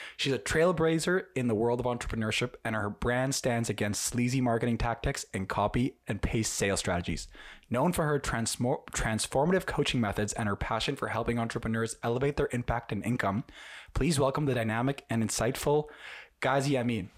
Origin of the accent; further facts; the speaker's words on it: Ukraine; I'm from Ukraine myself